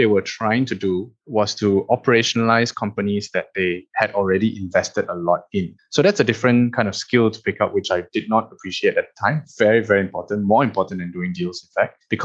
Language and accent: English; Malaysia; moved away as an adult; as a Malaysian who's made it overseas